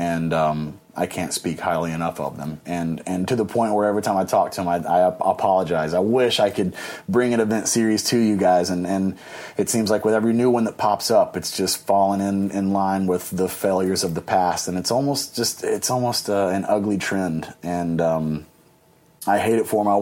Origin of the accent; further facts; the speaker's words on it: Nashville, Tennessee, United States; also born or lived in Midwest; mostly rooted in the Midwest region, even though I'm from Nashville in the Mid-South